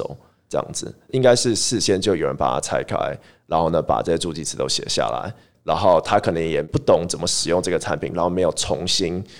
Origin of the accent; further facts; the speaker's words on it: Taiwan; born there; also born or lived in Switzerland; 对，我在台湾出生